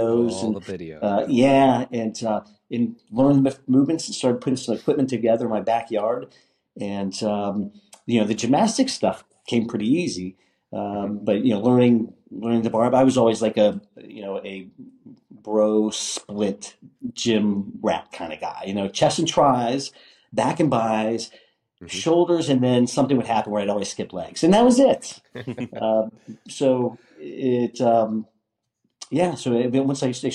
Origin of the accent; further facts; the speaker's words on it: Pittsburgh, Pennsylvania, United States; Originally from Pittsburgh, PA